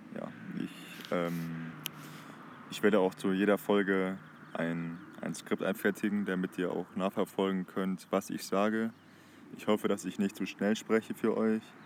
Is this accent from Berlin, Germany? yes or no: no; Heinsberg, North Rhine-Westphalia, Germany; Ich komme aus der Stadt Heinsberg, äh, ziemlich im Westen von Deutschland